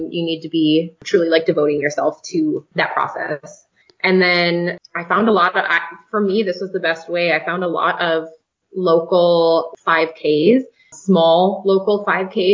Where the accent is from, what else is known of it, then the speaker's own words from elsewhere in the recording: North Dakota, United States; moved away as an adult; We're from North Dakota originally